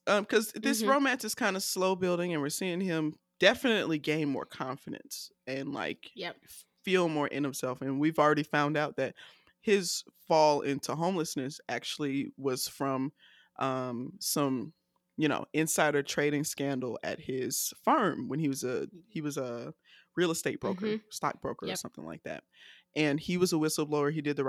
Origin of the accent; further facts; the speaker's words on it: the South, United States; So I'm a Southerner and I love catchphrases.